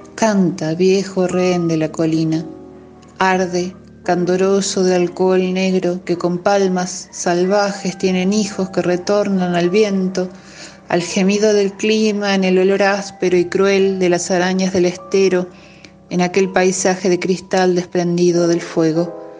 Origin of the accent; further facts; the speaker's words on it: Córdoba, Argentina; accent: música cordobesa; soy cordobesa, nací en 1978